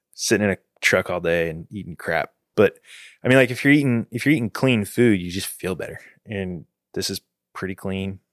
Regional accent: Houston, Texas, United States; I was born in the Heights in Houston

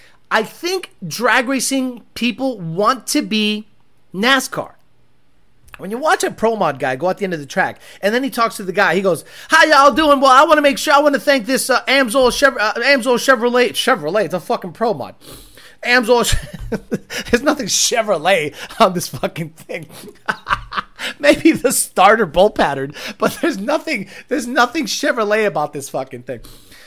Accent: Illinois, United States; 90 Chicago Bulls was my childhood, especially growing up outside of Chicago.

